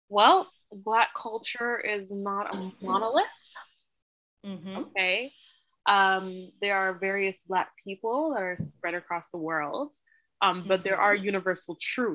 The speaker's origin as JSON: {"language": "English", "country": "Canada", "said": "But when you talk to a Canadian, because of the way that Canadian society is, we don't ask you to assimilate to be a Canadian"}